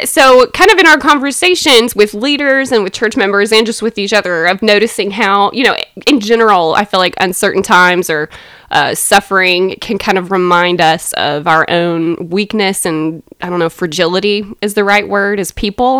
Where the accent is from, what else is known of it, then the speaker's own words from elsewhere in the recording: Athens, Georgia, United States; moved away as an adult; now in Waco, United States; I am from Athens, Georgia, grew up there